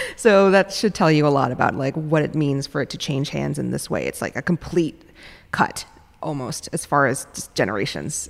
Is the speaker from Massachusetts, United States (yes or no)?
no; New York City, New York, United States; also born or lived in Minneapolis, Minnesota; now in San Francisco, United States; I grew up in New York City